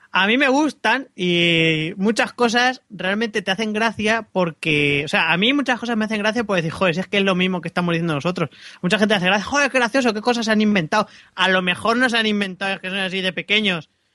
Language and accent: Spanish; Castilla-La Mancha, Spain; moved away as an adult; hasta que no salí de mi pueblo con 18 años